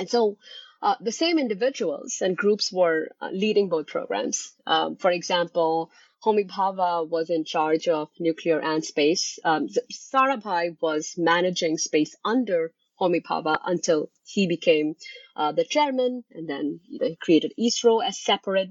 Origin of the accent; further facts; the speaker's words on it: Kolkata, West Bengal, India; moved away as an adult; also born or lived in France / Switzerland / northeastern United States; now in Glasgow, United Kingdom; I was born and raised in Calcutta, India, where I spent the first two decades of my life.